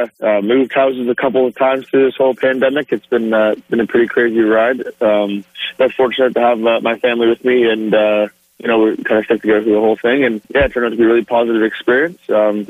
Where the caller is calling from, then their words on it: Bowmanville, Ontario, Canada; No, I'm at home. I'm in Bowmanville, Ontario right now.